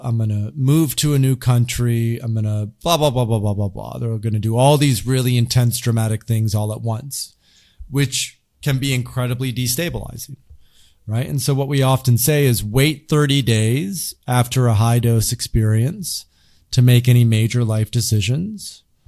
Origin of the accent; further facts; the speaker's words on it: Grand Rapids, Michigan, United States; I grew up in the Midwest in, in, in Grand Rapids, Michigan, pretty traditional part of the United States